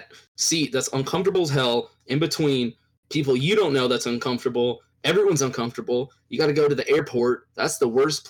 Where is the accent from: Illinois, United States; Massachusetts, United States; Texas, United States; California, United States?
Texas, United States; Raleigh /; now in Austin, United States; I was born in Raleigh.